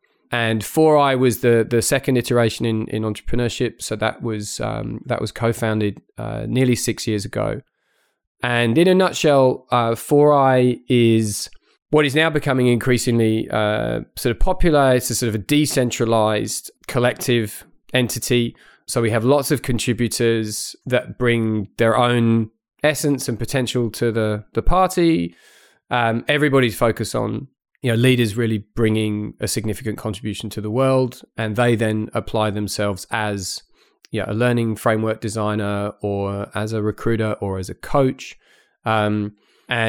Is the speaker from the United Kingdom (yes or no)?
yes; United Kingdom; accent: blended; moved away as an adult; So my accent's a little bit sort of blended because I grew up in the UK, but then I've had really most of my professional working life here.